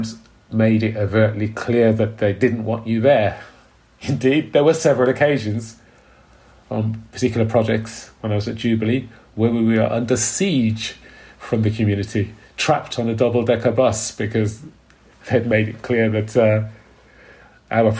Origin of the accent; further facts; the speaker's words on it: Birmingham, West Midlands, United Kingdom; I grew up in Borsall Heath, which is quite an impoverished bit of Birmingham